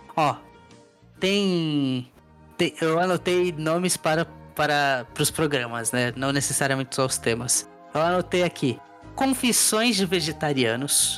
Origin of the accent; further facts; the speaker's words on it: Brazil; moved away; Tá no meu RG que eu sou brasileiro